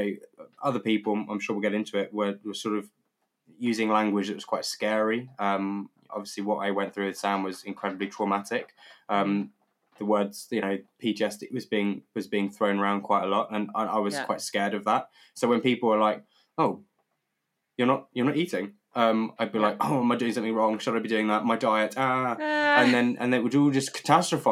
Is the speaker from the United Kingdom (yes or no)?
yes; United Kingdom; as a Brit